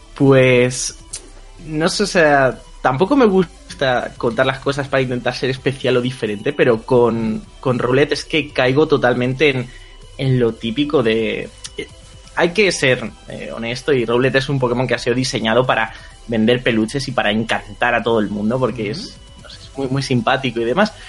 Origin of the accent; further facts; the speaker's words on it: Community of Madrid, Spain; soy de Madrid, de España.